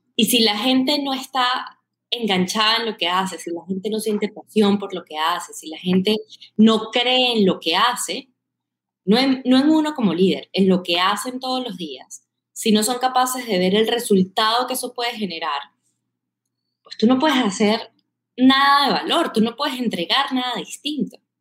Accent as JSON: {"language": "Spanish", "town": "Caracas", "region": "Capital District", "country": "Venezuela", "accent": "Caribbean", "moved": "as an adult", "lives_now": "Bogotá, Colombia", "said": "soy de Caracas"}